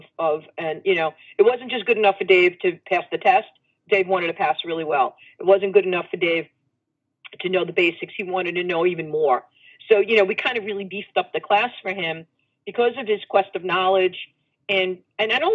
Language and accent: English; New York City, New York, United States; I came from Brooklyn